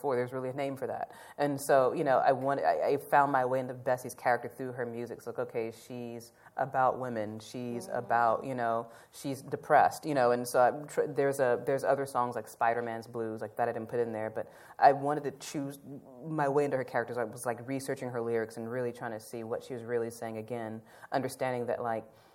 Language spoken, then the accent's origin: English; Nashville, Tennessee, United States; about Nashville, like wanted to tell the story about my hometown